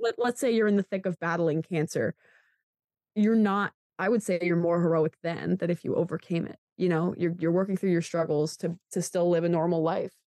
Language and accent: English; Pennsylvania, United States; I'm from Pennsylvania